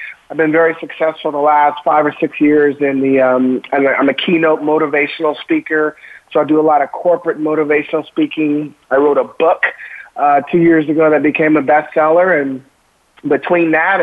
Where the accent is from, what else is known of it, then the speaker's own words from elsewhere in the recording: Oregon, United States; Born and raised in Oregon, played for the Ducks.